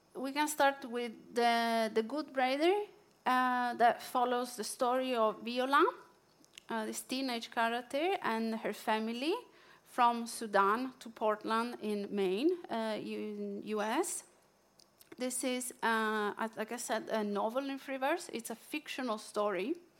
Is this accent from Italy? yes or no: yes; Italy; accent: Italian; English is a second language; now in Norway; my Italian accent